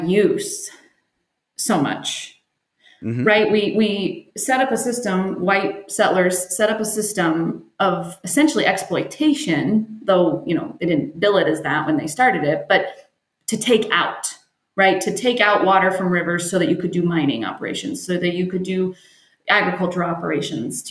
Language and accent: English; Arizona, United States; also born or lived in Pullman, Washington; I grew up in Arizona, wanted to get away from that hot heat, went to Pullman, Washington